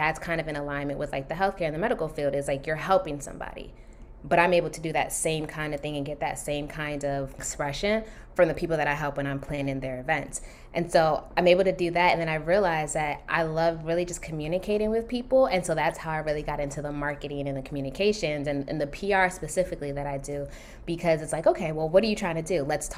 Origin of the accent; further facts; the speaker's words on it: Nigeria; So it's funny, yes, being Nigerian is like, yes, you're a doctor, lawyer, engineer, something like that, right?